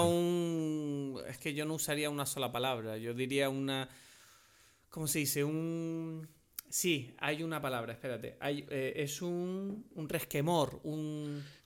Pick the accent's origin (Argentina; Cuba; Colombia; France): France; now in Canary Islands, Spain; soy un francés ah, canario adoptado